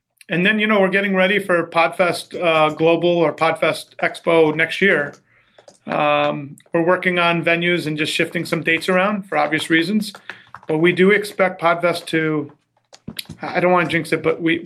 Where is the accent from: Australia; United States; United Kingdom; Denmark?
United States; Long Island, New York; I grew up in the Northeast, tri-state area, Long Island